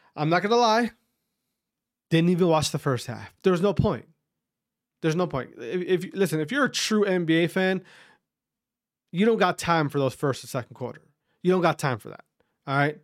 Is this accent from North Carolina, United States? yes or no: no; Wisconsin, United States; I'm from Wisconsin